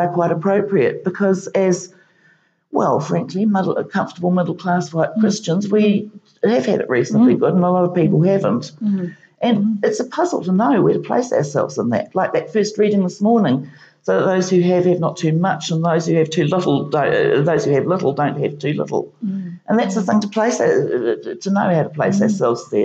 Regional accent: New Zealand; being a Kiwi

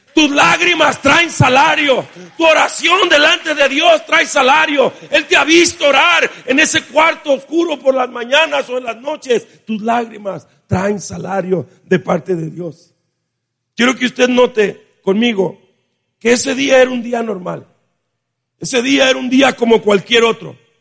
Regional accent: Mexico; Nosotros como mexicanos

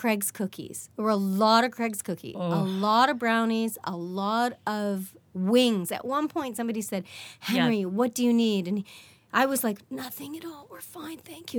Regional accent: Regina, Saskatchewan, Canada; I'm from Regina

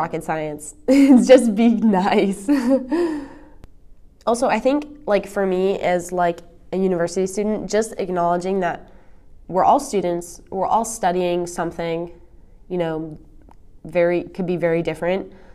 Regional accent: East Coast, United States; moved away; I'm from the East Coast

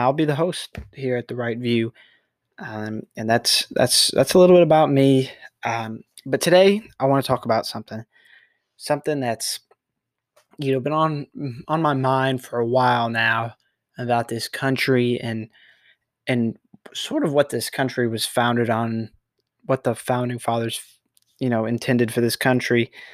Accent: Texas, United States; I'm a Texan native

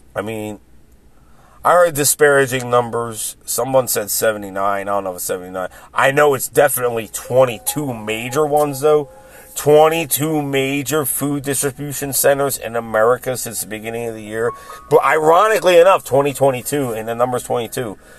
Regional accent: Philadelphia, Pennsylvania, United States; my hometown of Philly

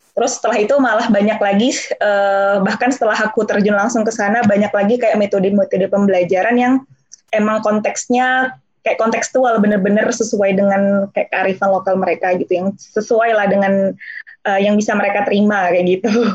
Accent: Jambi, Indonesia; moved away as an adult; now in Netherlands; aku uh, asli da dari anak daerah ya bisa dikatakan aku lahir di Jambi

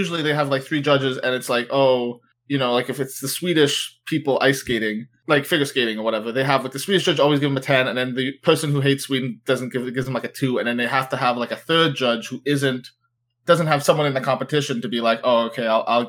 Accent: Canada; as a Canadian

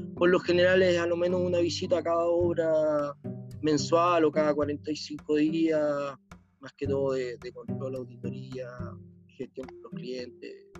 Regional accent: Chile; nosotros como chilenos somos más prácticos

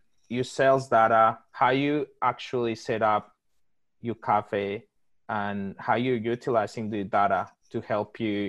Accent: Colombia; now in Australia; That's right.

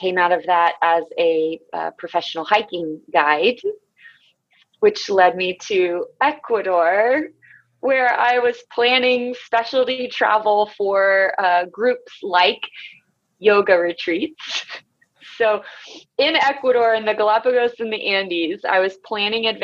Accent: Florida, United States; moved away as an adult; also born or lived in Colorado; now in Asheville, United States; I grew up in Florida, and I went to college in my hometown

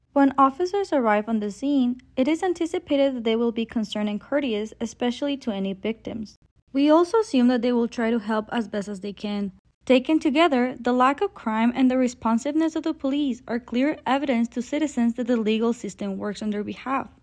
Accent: Mexico; I was raised in Mexico

